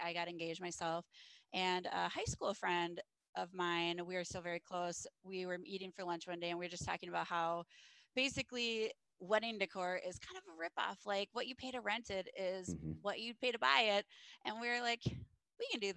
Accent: Cottage Grove, Minnesota, United States; Minnesota, the Twin Cities. So I grew up in Cottage Grove.

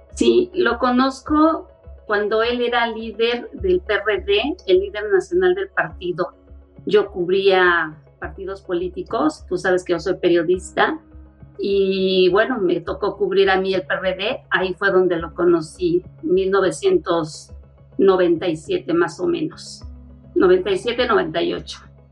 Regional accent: Mexico; Nosotros como mexicanos

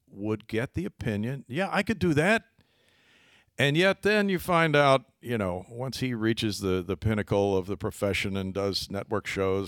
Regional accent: Sedalia, Missouri, United States; moved away as an adult; also born or lived in Cincinnati / Houston; a 14-year-old kid growing up in Sedalia, Missouri

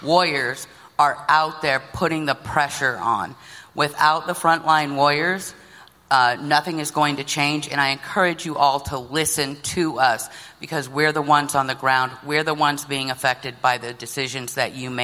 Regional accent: Flint, Michigan, United States; I'm actually from Flint, and I'm a Native American

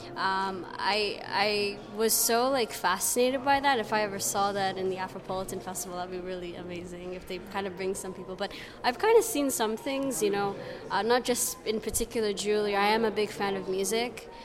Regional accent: Canada; moved away as an adult; now in Brussels, Belgium; I'm from Canada. I am a Somali descent from my, both my mother's side

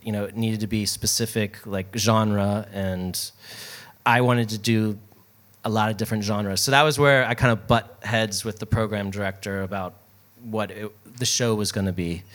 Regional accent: Baltimore, Maryland, United States; moved away; also born or lived in New York; I'm from Baltimore originally. So when I moved to New York

